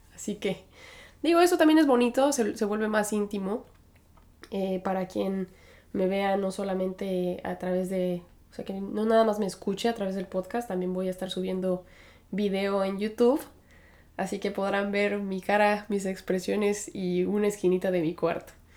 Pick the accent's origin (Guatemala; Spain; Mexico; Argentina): Mexico; Aguascalientes; moved away as an adult; now in New York, United States; soy originaria de Aguascalientes, Aguascalientes, México. Ahí pasé la mayor parte de mi infancia